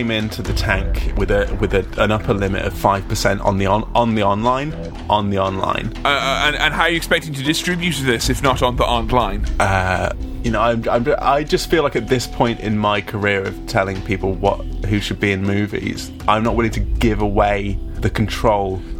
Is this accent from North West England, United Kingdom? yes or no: no; Nottingham, East Midlands, United Kingdom; and. I'm from Nottingham, United Kingdom.